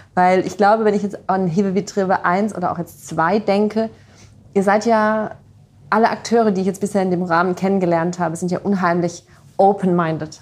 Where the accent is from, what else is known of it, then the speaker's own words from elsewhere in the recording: Rhineland-Palatinate, Germany; accent: Palatine; now in Heidelberg, Germany; ich ja nicht mehr in der Pfalz gerade lebe